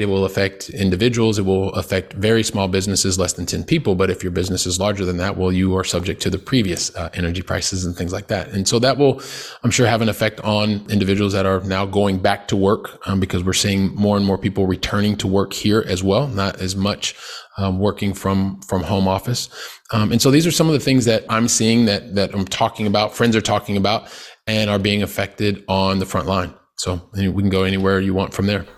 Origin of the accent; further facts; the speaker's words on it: Columbus, Ohio, United States; moved away as an adult; now in Barcelona, Spain; I'm originally from Columbus, Ohio